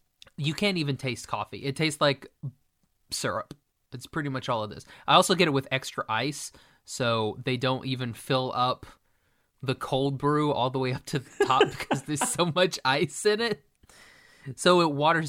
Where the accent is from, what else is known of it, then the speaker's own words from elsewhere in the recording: Maine, United States; I'm from Maine.